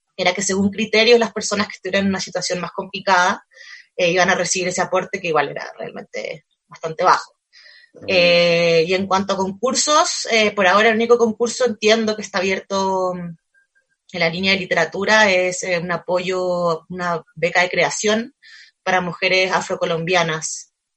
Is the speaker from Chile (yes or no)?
yes; Chile; moved away as an adult; now in Colombia; Yo soy colombiana de nacimiento, pero crecí en Chile